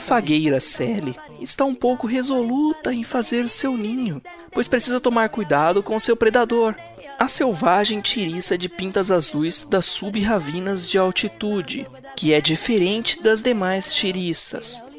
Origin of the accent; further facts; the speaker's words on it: Bauru, São Paulo, Brazil; tenho 29 anos, sou de Bauru, São Paulo